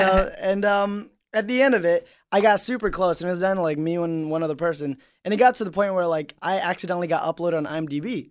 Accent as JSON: {"language": "English", "country": "Indonesia", "tie": "born or raised there", "moved": "yes", "said": "I grew up in Indonesia"}